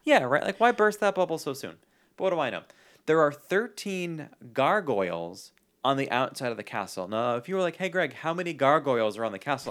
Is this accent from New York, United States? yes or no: yes; New York City, New York, United States; I grew up in New York